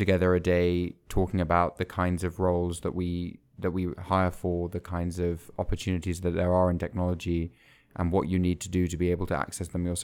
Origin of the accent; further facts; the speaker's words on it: London, United Kingdom; now in San Antonio, United States; I'm originally from London. I moved to San Antonio uh, almost three months ago